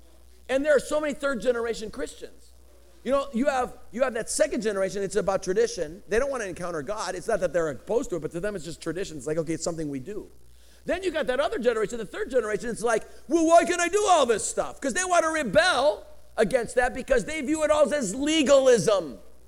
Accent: Colorado, United States; now in California, United States; I come from Colorado.

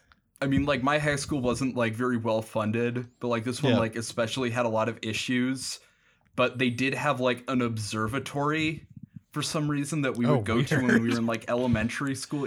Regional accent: St. Paul, Minnesota, United States; And I was like, oh, I'm from St. Paul.

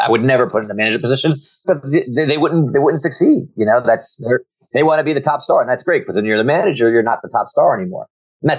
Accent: New Jersey, United States; now in Virginia, United States; I'm from New Jersey, but I'm now in Virginia.

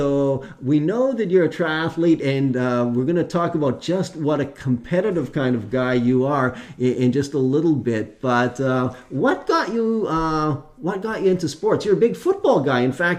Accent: Alberta, Canada; now in British Columbia, Canada; I was originally from Alberta

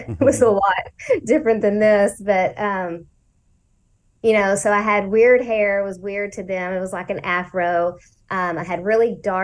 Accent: Lancaster, Texas, United States; also born or lived in Ellis County, Texas; I was in Lancaster. So that's where I grew up

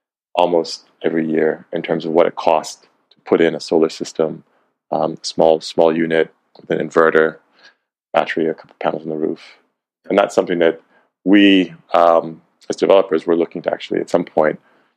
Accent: Cleveland, Ohio, United States; now in Ghana; And I was born in Cleveland, Ohio.

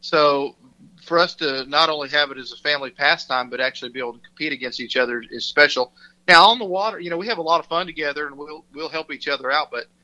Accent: Texas, United States; my home state of Texas

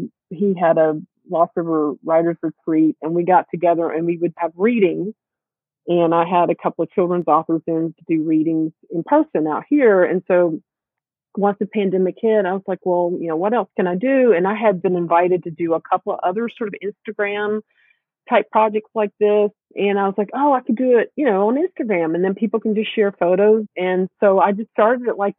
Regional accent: South Georgia, United States; moved away; I grew up in South Georgia.

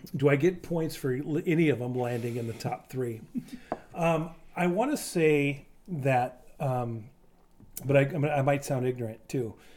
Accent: Eastern Washington, United States; I grew up in Eastern Washington, but I've lived on either side of the state my entire life.

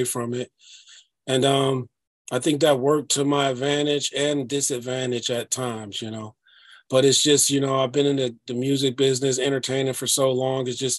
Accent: Detroit, Michigan, United States; moved away as an adult; also born or lived in Amityville, New York; now in Minneapolis, United States; I grew up in Detroit, it was a city of ruins

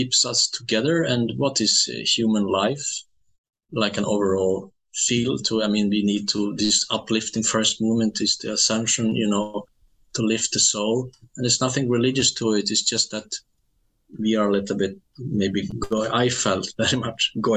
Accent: Skellefteå, Västerbotten County, Sweden; English is a second language; moved away; my hometown

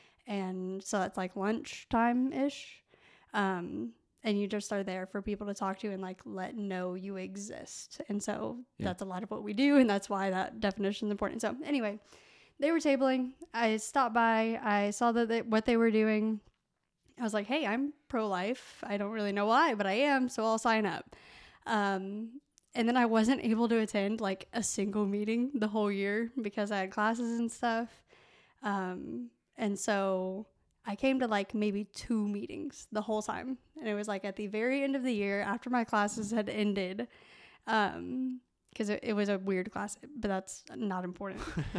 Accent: Evansville, Indiana, United States; So I'm from Evansville, Indiana. I went to Evansville Christian School.

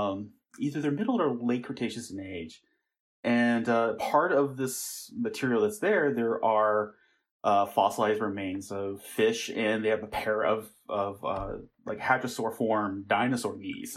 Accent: Tucson, Arizona, United States; also born or lived in Germany / Maryland; stint in Germany, we moved back to Maryland. And then, unfortunately, my parents got divorced when I was really young. So my mother and I moved to Tucson, Arizona. Oh, okay. And that's where I grew up.

